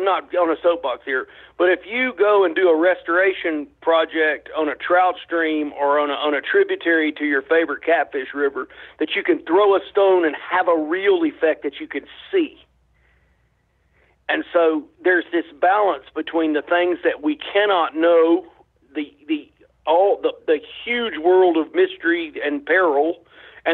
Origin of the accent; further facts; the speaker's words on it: North Alabama, United States; I grew up in North Alabama